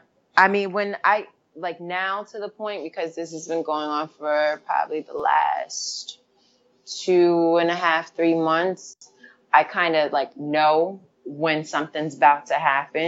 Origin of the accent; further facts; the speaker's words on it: Catskill, New York, United States; Catskill, upstate New York.